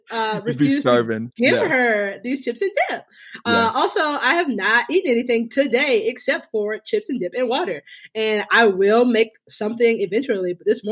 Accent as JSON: {"language": "English", "town": "Tallahassee", "region": "Florida", "country": "United States", "tie": "born or raised there", "also_born_or_lived": "Chicago", "moved": "as an adult", "lives_now": "Los Angeles, United States", "said": "I grew up in Tallahassee, Florida"}